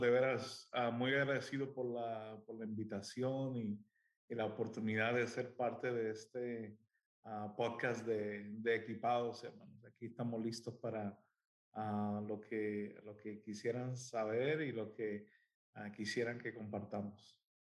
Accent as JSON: {"language": "Spanish", "country": "Puerto Rico", "tie": "born or raised there", "moved": "yes", "lives_now": "United States", "said": "soy de Puerto Rico. Ah, este, ahí nací, nací, crecí en, en hogar de pastor."}